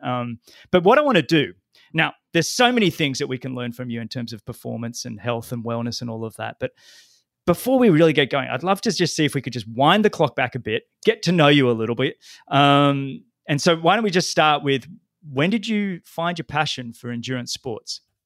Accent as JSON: {"language": "English", "town": "Sydney", "region": "New South Wales", "country": "Australia", "tie": "born or raised there", "said": "my hometown, Sydney"}